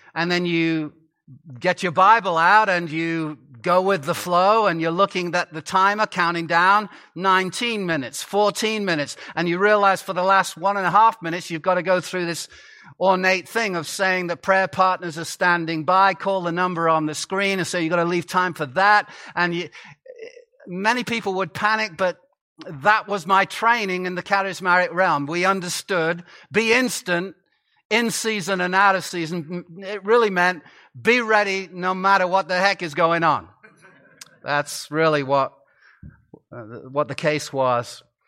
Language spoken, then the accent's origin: English; Chester, North West England, United Kingdom; I grew up in Chester, England, a Roman city